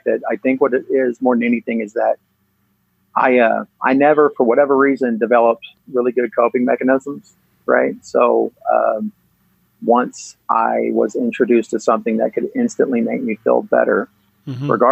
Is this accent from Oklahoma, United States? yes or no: yes; Yukon, Oklahoma, United States; I grew up in Yukon, Oklahoma. It's a little suburb outside of Oklahoma City.